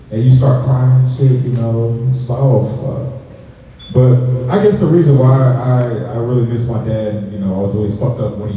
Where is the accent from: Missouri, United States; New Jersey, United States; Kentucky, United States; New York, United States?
Missouri, United States; St. Louis; now in Georgia, United States; I'm not from Georgia, I'm originally from St. Louis